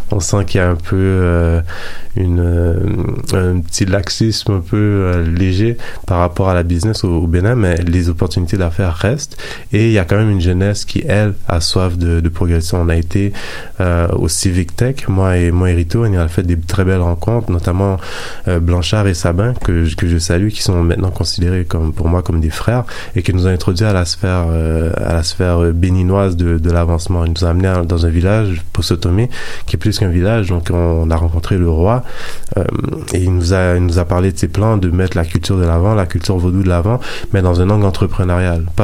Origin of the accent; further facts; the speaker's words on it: Haiti; Étant d'origine haïtienne des fois, on a un peu cette petite arrogance-là de, se dire on vient du Nouveau Monde